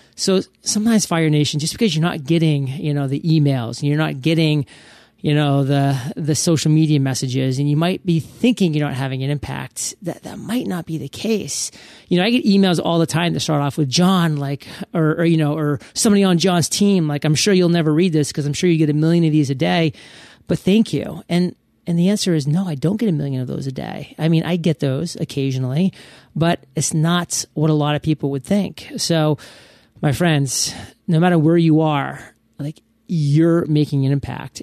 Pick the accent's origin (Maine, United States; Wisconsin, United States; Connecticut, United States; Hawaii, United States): Maine, United States; moved away as an adult; now in Puerto Rico; I'm from Maine.